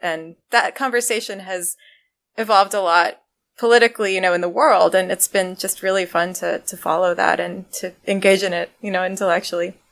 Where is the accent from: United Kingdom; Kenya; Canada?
Canada; now in United States; I'm Canadian